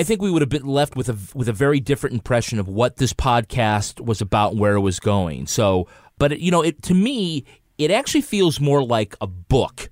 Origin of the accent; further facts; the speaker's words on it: United States; I'm American. I'm of, I, my, you know, family comes from Ireland